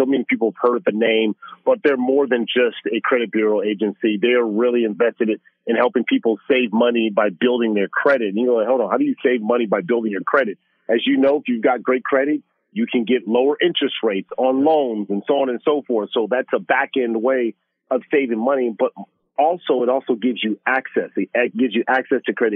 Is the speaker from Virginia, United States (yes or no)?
no; Los Angeles, California, United States; growing up in South Central Los Angeles